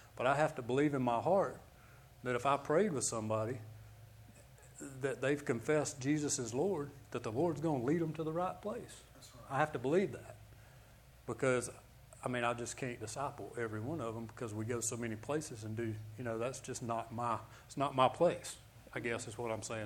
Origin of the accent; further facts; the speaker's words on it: Birmingham, Alabama, United States; I'm from Birmingham, Alabama.